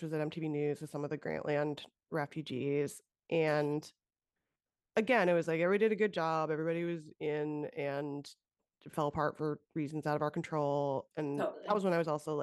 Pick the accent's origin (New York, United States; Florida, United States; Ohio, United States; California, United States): California, United States; the Valley; I'm from the Valley